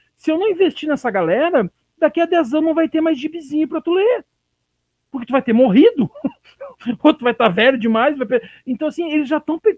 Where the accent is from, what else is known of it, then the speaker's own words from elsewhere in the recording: Rio Grande do Sul, Brazil; moved away; de onde eu vim, né, que é do Rio Grande do Sul.